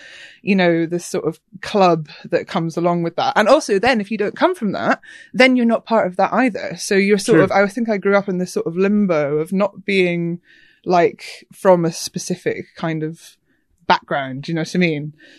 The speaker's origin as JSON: {"language": "English", "region": "Scotland", "country": "United Kingdom", "tie": "born or raised there", "accent": "Glaswegian", "lives_now": "London, United Kingdom", "said": "I have been living in Hackney for a while. So, yeah, I grew up in Scotland, but yeah, no accent anymore, I suppose."}